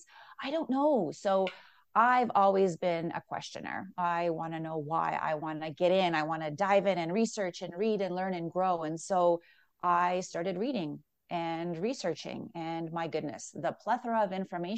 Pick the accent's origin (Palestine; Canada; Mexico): Canada; Toronto, Ontario; moved away as an adult; now in Calgary, Canada; I'm from Toronto originally, but I've been here for over 20 years